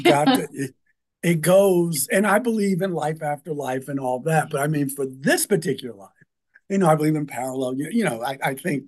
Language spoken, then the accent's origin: English; Baltimore, Maryland, United States; growing up in Baltimore